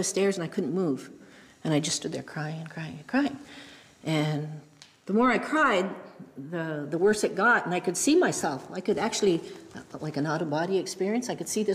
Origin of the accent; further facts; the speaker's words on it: Mohawk Nation, Grand River Territory, Ontario, Canada; I'm from the Mohawk Nation, Grand River Territory